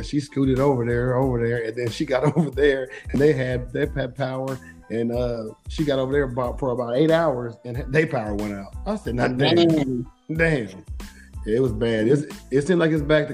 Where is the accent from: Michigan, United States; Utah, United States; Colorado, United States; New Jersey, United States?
Michigan, United States; Detroit; now in Atlanta, United States; I'm from Detroit, so we from snow